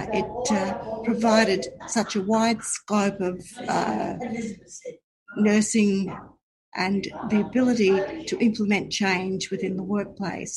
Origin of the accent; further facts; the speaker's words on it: South Burnett, Queensland, Australia; also born or lived in Brisbane, Australia; I grew up in the South Burnett, born and bred, lived on acreage, quite a big farm with cattle